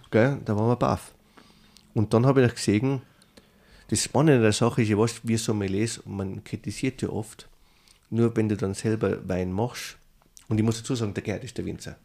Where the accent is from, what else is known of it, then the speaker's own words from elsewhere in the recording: Tyrol, Austria; moved away as an adult; now in New York, United States; Ich bin immer ein Tiroler